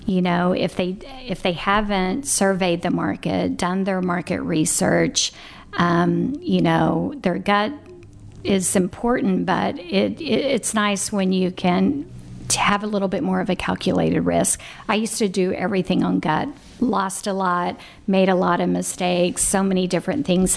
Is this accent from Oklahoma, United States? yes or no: yes; Tulsa, Oklahoma, United States; I was born in West Tulsa, and I lived in the 70s in a housing project right over the 21st Street Bridge.